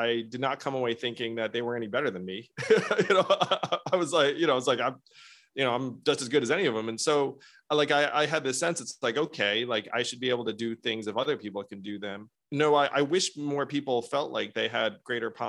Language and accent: English; United States; I'm an American